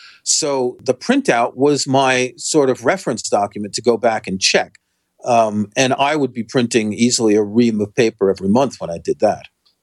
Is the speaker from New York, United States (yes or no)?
yes; New York City, New York, United States; moved away as an adult; now in United Kingdom; I grew up in Queens.